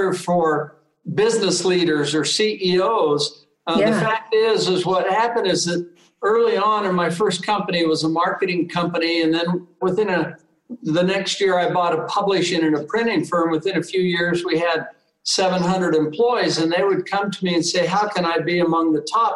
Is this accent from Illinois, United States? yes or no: no; Vallejo, California, United States; I was raised in the San Francisco Bay Area. It was great. I loved it. I was a tough town. I lived in Vallejo, California